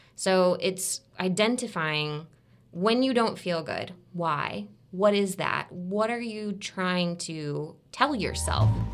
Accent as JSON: {"language": "English", "town": "Tampa", "region": "Florida", "country": "United States", "also_born_or_lived": "Alabama", "said": "I'm from Tampa, even though I went to school in Alabama"}